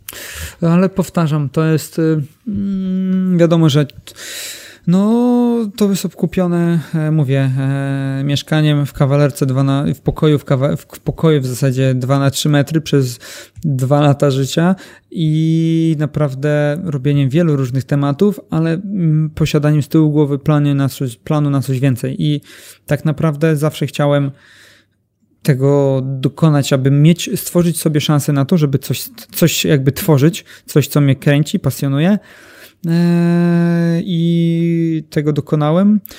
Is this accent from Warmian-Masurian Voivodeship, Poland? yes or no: yes; Elbląg, Warmian-Masurian Voivodeship, Poland; jestem z Elbląga